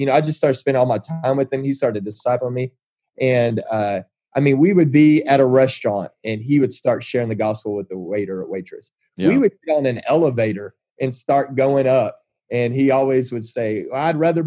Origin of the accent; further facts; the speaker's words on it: Texas, United States; I grew up in Texas in a little town south of Waco